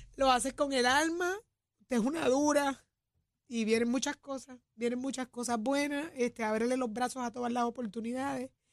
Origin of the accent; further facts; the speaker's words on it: Puerto Rico; somos puertorriqueños